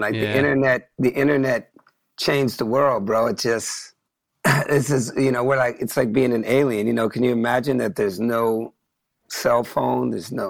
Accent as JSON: {"language": "English", "town": "Oakland", "region": "California", "country": "United States", "tie": "born or raised there", "said": "From about the age 12 on, I grew up in Oakland."}